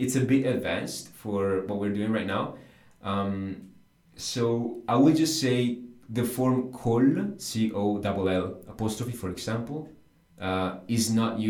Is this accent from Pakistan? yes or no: no; England, United Kingdom; English is a second language; Vengo dall'Inghilterra, I come from the England.